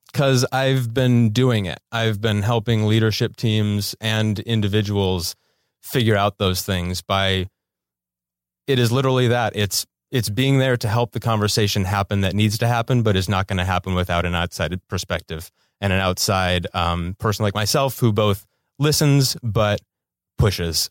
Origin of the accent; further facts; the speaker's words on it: Milwaukee, Wisconsin, United States; moved away as an adult; now in Los Angeles, United States; I'm from Milwaukee, Wisconsin.